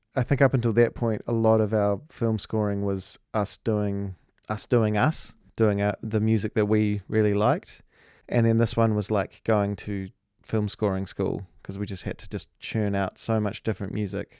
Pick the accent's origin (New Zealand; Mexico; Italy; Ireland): New Zealand